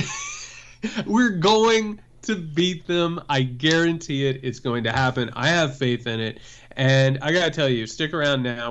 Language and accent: English; Indiana, United States; moved away; I'm from Indiana